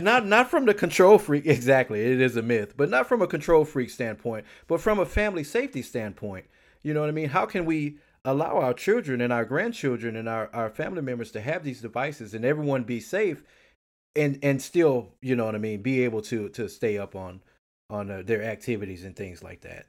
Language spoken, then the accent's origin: English; Houston, Texas, United States; I was born here in Houston, Texas. I lived here all of my life